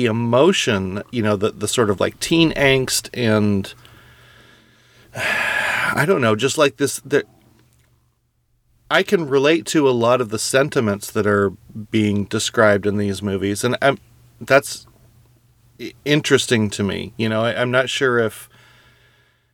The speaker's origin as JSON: {"language": "English", "region": "California", "country": "United States", "tie": "born or raised there", "said": "I grew up in California"}